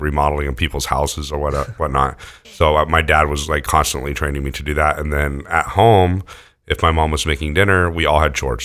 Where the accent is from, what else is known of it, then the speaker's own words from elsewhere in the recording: near Lake Tahoe, California, United States; also born or lived in Houston, Texas; when I was, like, in second grade, my family moved out to California